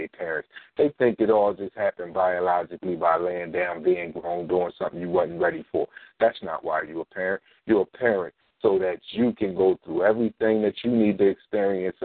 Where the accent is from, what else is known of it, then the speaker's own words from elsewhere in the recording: Philadelphia, Pennsylvania, United States; I only taught in North Philly schools because I'm from North Philly